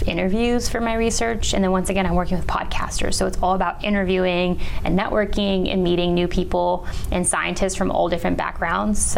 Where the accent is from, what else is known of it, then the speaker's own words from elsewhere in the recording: just south of San Francisco, Bay Area of California, United States; moved away as an adult; also born or lived in San Luis Obispo, California; now in Florida, United States; I was born and raised right by San Francisco.